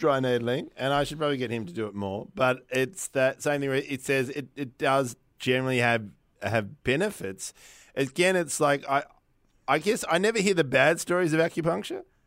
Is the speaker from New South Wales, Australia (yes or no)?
no; Victoria, Australia; I'm from Victoria